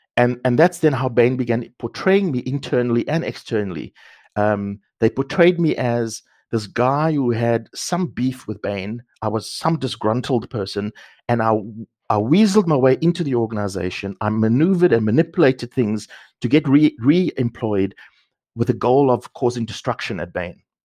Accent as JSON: {"language": "English", "town": "Cape Town", "region": "Western Cape", "country": "South Africa", "tie": "born or raised there", "also_born_or_lived": "Sandton", "moved": "yes", "said": "I grew up in the Cape Flats, in a township"}